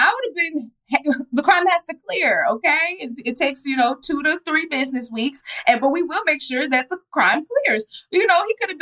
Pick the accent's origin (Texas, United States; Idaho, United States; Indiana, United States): Texas, United States; Dallas; I'm from Dallas